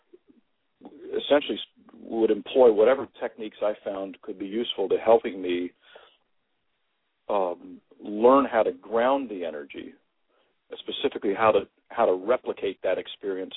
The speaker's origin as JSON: {"language": "English", "region": "Kentucky", "country": "United States", "tie": "born or raised there", "said": "I grew up in Kentucky, which is a very rich environment energetically"}